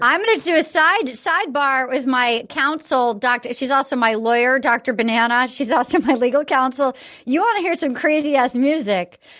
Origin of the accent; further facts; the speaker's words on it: Little Compton, Rhode Island, United States; now in Los Angeles, United States; my hometown of oh. Little Compton, Rhode Island